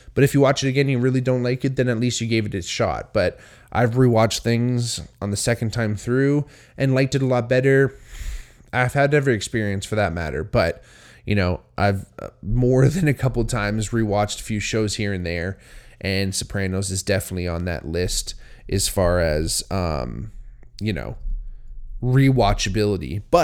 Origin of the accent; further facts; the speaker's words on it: Hamilton, Ontario, Canada; I think growing up where I grew up here in Hamilton, it's a very Italian town.